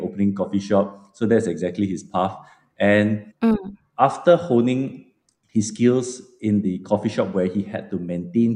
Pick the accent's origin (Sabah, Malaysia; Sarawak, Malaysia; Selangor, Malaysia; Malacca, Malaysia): Malacca, Malaysia; also born or lived in Melbourne; I'm personally born and bred in Malacca